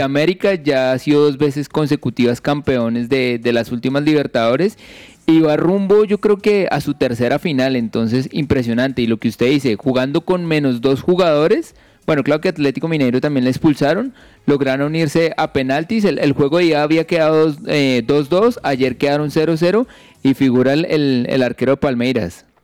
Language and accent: Spanish; Colombia; como colombianos